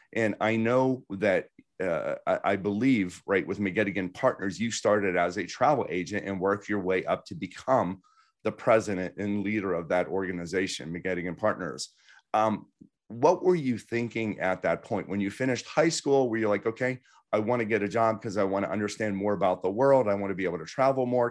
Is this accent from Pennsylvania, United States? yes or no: yes; Pittsburgh, Pennsylvania, United States; I grew up in Pittsburgh